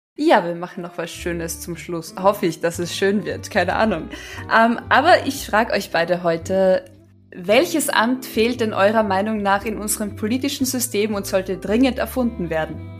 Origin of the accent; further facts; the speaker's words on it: Carinthia, Austria; moved away; als Kärntnerin